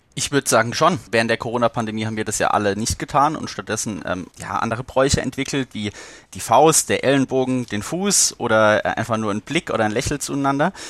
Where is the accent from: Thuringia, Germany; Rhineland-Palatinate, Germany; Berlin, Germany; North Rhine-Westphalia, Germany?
Rhineland-Palatinate, Germany; ich hier Pfälzer